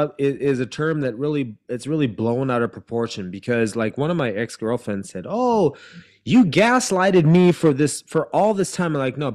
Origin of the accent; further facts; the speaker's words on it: Herborn, Hesse, Germany; I'm like, no, I'm from Herborn.